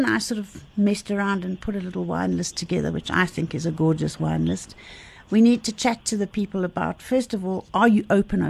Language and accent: English; Johannesburg, Gauteng, South Africa; I grew up in the Parkview area